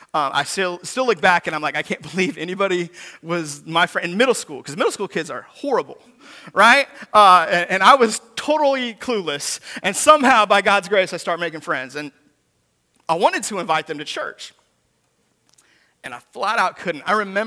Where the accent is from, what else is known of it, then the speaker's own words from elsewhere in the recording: Seattle, Washington, United States; I grew up in Seattle, Washington.